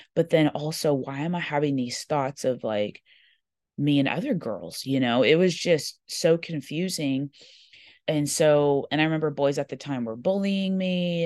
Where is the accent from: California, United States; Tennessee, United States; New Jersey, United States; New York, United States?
California, United States; Corona; I grew up in Corona, California.